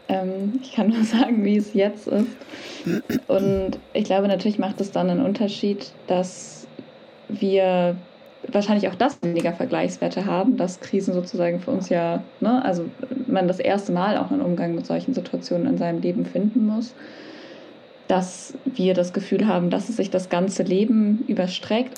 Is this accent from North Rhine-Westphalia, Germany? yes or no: yes; Cologne, North Rhine-Westphalia, Germany; ich komme ja aus Köln